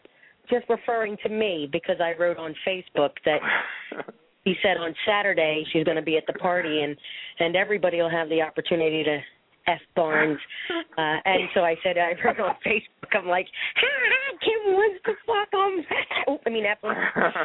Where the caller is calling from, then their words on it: Pennsylvania, United States; Right outside of Philadelphia.